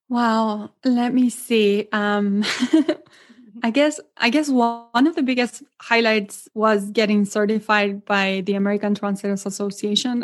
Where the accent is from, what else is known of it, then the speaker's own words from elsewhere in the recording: Argentina; English is a second language; moved away as an adult; now in Milwaukee, United States; I'm originally from Argentina